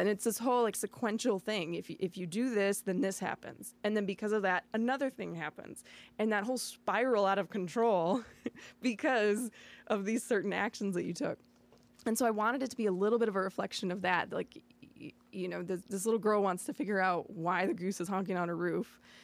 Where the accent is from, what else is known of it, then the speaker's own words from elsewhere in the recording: Batavia, United States; also born or lived in San Antonio, Texas / New York City; I grew up in Batavia, uh, after my parents moved me here from Texas